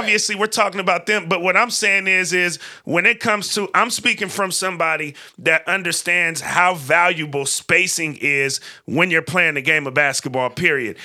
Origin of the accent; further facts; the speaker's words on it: West Coast, United States; growing up in the West Coast